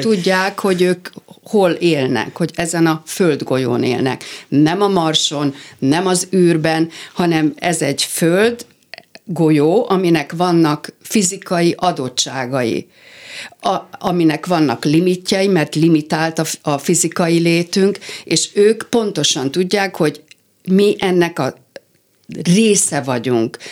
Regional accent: Hungary; first language Hungarian; also born or lived in San Francisco, United States

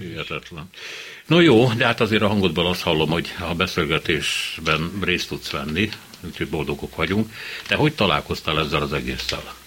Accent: Hódmezővásárhely, Csongrád-Csanád, Hungary; moved away as an adult; now in Budapest, Hungary; én Hódmezővásárhelyen születtem, én 18 éves koromban elmenekültem abból a kisvárosból

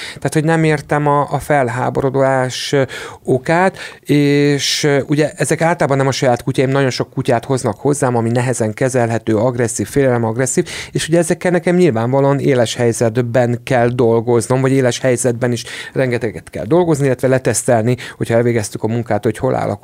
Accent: Székesfehérvár, Fejér, Hungary; Ugye én Székesfehérvári vagyok

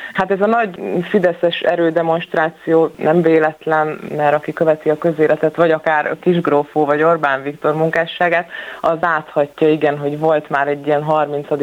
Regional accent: Szolnok, Jász-Nagykun-Szolnok, Hungary; szolnokiként, és lassan már magyar emberként

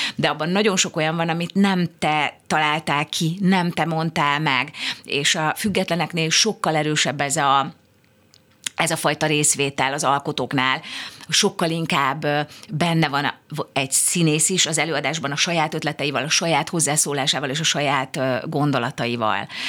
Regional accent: Budapest, Hungary; imádom Budapestet, mert itt születtem, itt nőttem föl

